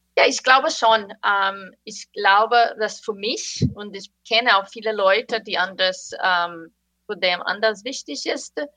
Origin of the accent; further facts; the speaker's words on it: Brazil; German is a second language; now in United States; ich komme komm aus Brasilien